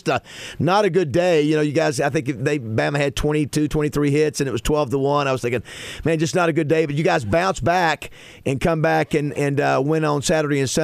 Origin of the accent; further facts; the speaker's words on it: Florida, United States; now in Arkansas, United States; I'm not from here either, Brady. I'm from Florida